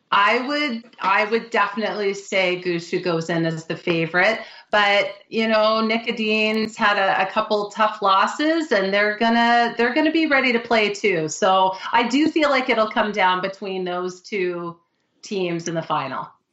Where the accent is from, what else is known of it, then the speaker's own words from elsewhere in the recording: Canada; I'm Canadian